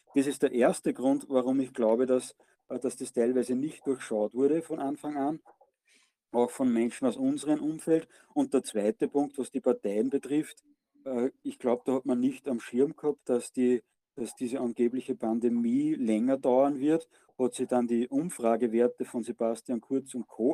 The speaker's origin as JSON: {"language": "German", "country": "Austria", "said": "bei uns in Österreich"}